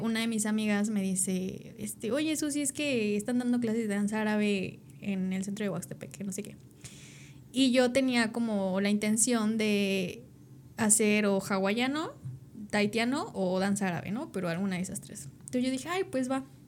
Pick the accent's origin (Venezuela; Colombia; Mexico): Mexico; Tepoztlán, Morelos; yo nací en Tepoztlán